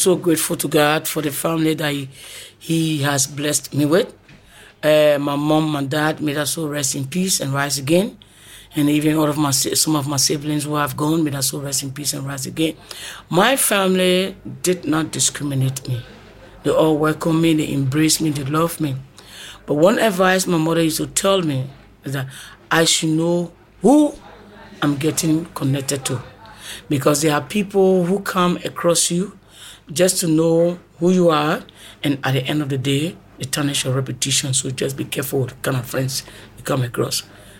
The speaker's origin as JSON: {"language": "English", "country": "Kenya", "moved": "as an adult", "said": "I came from Kenya 2016"}